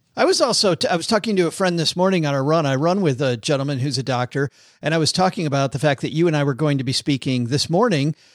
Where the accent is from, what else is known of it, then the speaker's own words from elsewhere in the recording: Detroit, Michigan, United States; I'm from Detroit